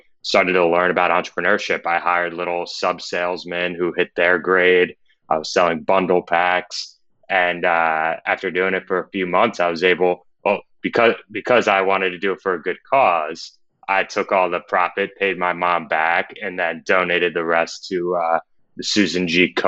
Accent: New York, United States; I'm from Westchester County, New York, about 45 minutes north of the city.

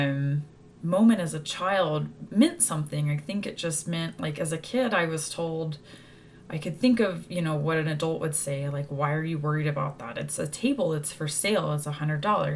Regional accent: Texas, United States; moved away; Growing up in Texas

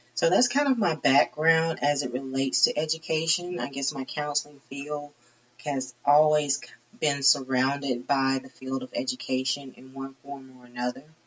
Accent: Troy, Alabama, United States; moved away as an adult; also born or lived in Long Beach, California / San Diego, California / Chula Vista, California / Tifton, Georgia; I grew up in the Troy, Alabama area

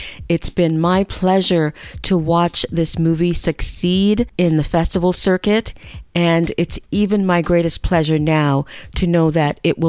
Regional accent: Jamaica; I'm Jamaican

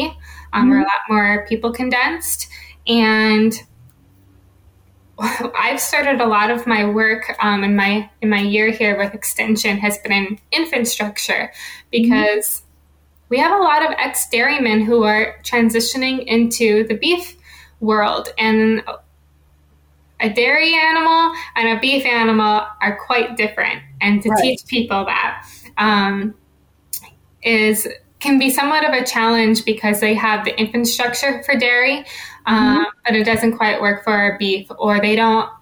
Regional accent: North Dakota, United States; moved away as an adult; now in Pennsylvania, United States; I am originally from North Dakota. It was my home, and I got into animal science, but I only grew up on a hobby farm

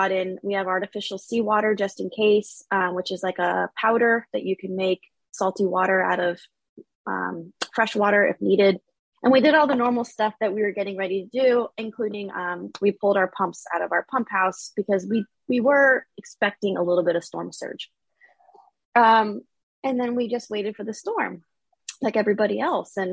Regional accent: Florida, United States; also born or lived in Australia / Maine; I'm from Florida, so I wanted to come back home

